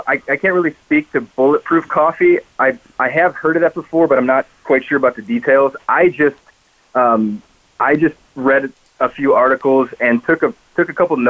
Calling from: Charlotte, North Carolina, United States; So I am calling for probably just a four-hour drive from you, Bonnie, over in Charlotte, North Carolina.

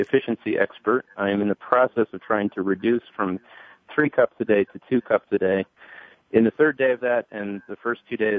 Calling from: Boulder, Colorado, United States; I'm calling from Boulder, Colorado

